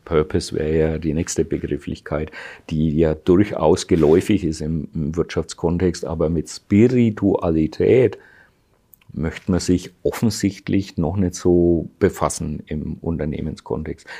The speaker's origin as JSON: {"language": "German", "country": "Germany", "said": "bei uns in Deutschland"}